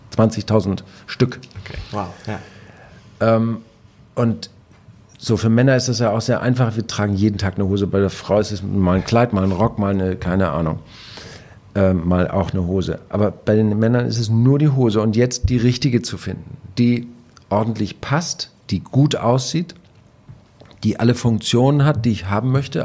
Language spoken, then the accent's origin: German; Husum, Schleswig-Holstein, Germany; als Husumer